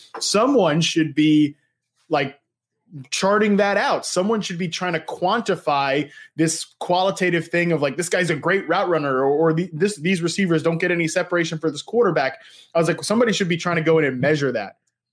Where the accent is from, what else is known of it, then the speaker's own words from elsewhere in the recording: Virginia, United States; I am not from West Virginia. I'm from the great state of Virginia, representing the Appalachian Trail here, which does go through West Virginia.